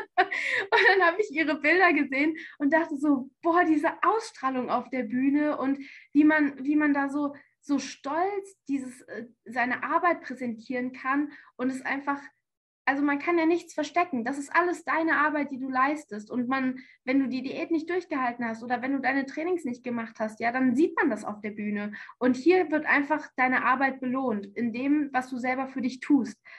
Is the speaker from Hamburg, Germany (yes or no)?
no; near Frankfurt, Hesse, Germany; moved away as an adult; also born or lived in Canada; now in Tübingen, Germany; ich komme ursprünglich aus Hessen, aus der Nähe von Frankfurt.